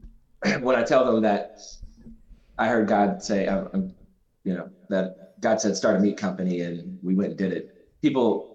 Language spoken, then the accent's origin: English; Southern Louisiana, United States; I'm also from Southern Louisiana, and my mom's side of the family is Italian